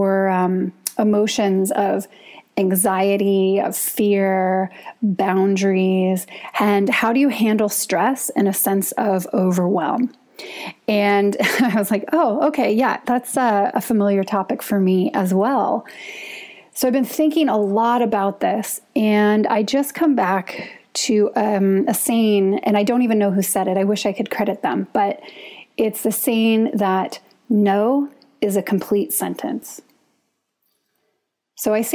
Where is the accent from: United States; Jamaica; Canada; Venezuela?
United States; as an American